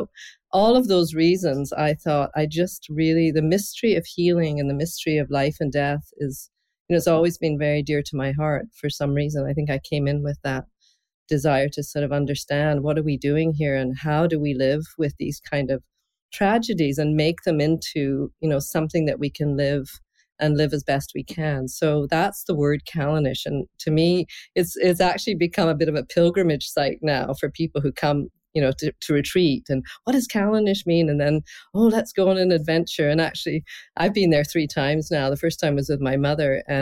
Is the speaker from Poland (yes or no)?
no; Scotland, United Kingdom; I'm originally from Scotland, and uh, that's my heritage all the way back